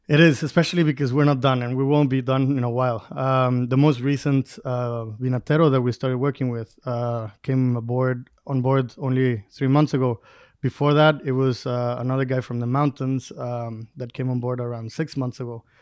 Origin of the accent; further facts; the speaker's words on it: Durango, Mexico; I grew up in Durango, but I studied abroad as well.